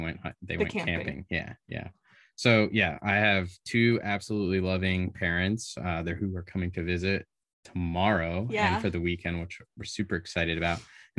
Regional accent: Delaware, United States; now in Missouri, United States; I'm 31 years old. I'm from Delaware. Oof. Originally.

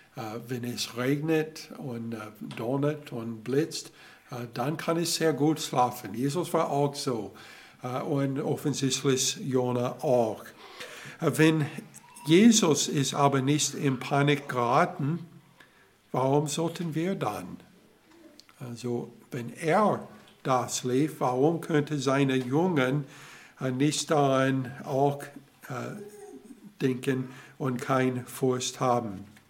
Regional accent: Alabama, United States; German is a second language; moved away; ich komme aus Alabama

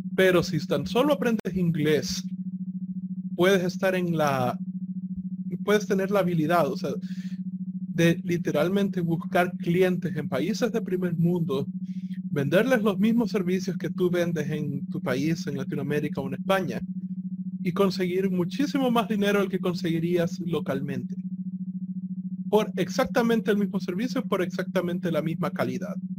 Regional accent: El Salvador; nosotros somos salvadoreños

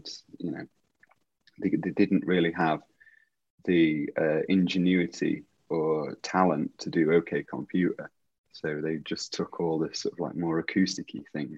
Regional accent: Derby, East Midlands, United Kingdom; moved away as an adult; now in Leeds, United Kingdom; So I moved to Leeds from Derby in 1999 to go to university.

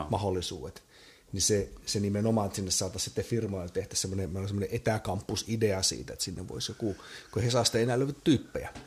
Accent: Imatra, South Karelia, Finland; moved away; itse ex-imatralaisen ja muutenkin Imatraa pelastavana patriottina

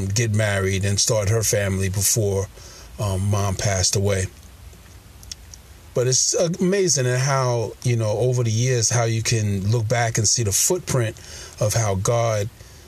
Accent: New York City, New York, United States; I was born in Brooklyn, New York

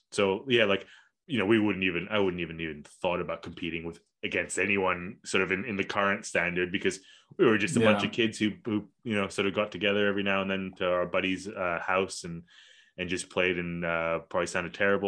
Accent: Kuala Lumpur, Malaysia; I grew up in Kuala Lumpur, and like I mentioned before, like in this international school that was like an American curriculum international school.

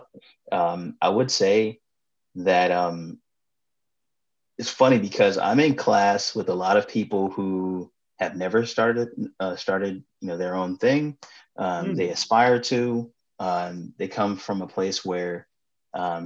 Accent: Los Angeles, California, United States; I was in Food from the Hood in high school. A student-owned salad dressing company at Crenshaw High School.

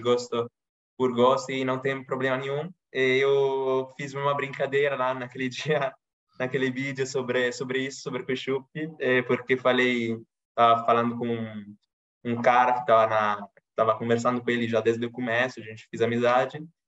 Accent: Milan, Lombardy, Italy; Portuguese is a second language; sou italiano, é, moro em Milão, sou, nasci aqui em Milão que é uma cidade que fica no norte da Itália.

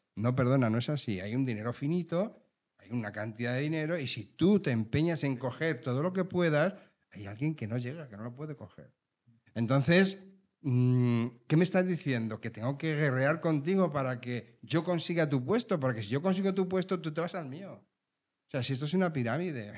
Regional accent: Leganés, Community of Madrid, Spain; Yo soy de Leganés. Pepinero auténtico

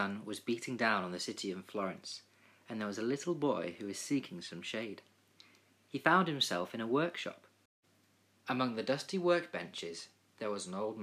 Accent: England, United Kingdom; I played football all my life growing up in England

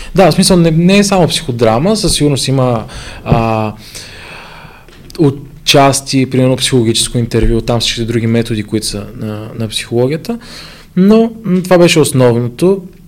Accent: Ivaylovgrad, Haskovo Province, Bulgaria; now in Sofia, Bulgaria; аз се върнах в Ивайлоград, понеже аз съм от Ивайлоград

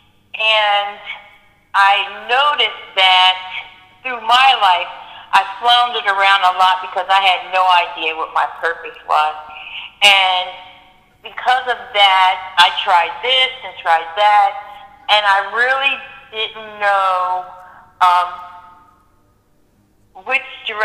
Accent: Philadelphia, Pennsylvania, United States; moved away as an adult; now in Atlanta, United States; I'm from Philadelphia.

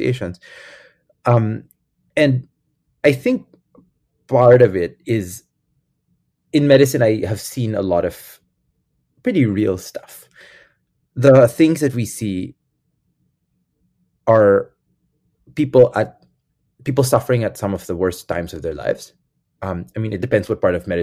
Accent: Quezon City, Metro Manila, Philippines; moved away as an adult; growing up in the Catholic Church in the Philippines

